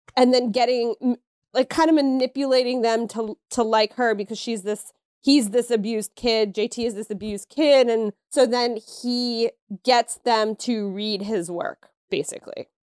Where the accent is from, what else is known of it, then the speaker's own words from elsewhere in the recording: Pennsylvania, United States; I'm from Pennsylvania